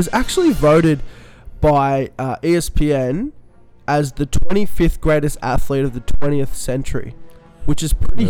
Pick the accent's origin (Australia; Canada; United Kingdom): Australia; we're Australian.